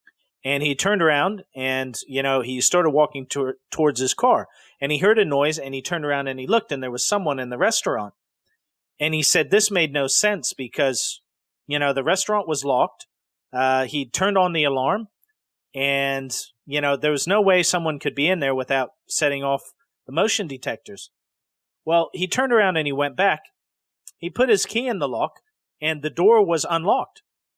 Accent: Decatur, Illinois, United States; So the city of Decatur, when I was growing up in Illinois, you know, was a decent-sized city.

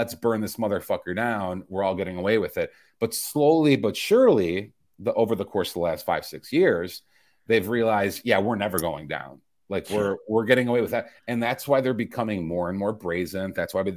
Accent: Chicago, Illinois, United States; moved away; my hometown Chicago

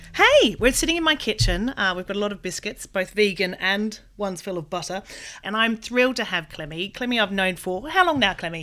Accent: Australia; I'm Australian

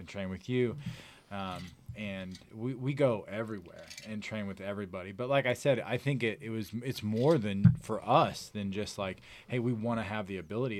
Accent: Elvins, Missouri, United States; So I'm born and raised in the Farmington area, uh, from Elvins, Missouri

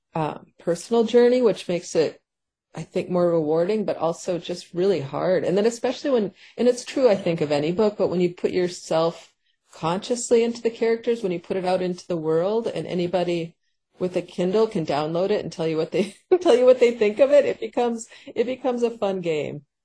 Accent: Paynesville, Minnesota, United States; also born or lived in St. Cloud, Minnesota; my hometown where we moved after St. Cloud of Paynesville, Minnesota

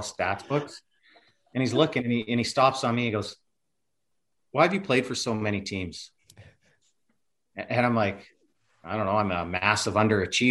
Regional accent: the Carolinas, United States; I'm from Carolina

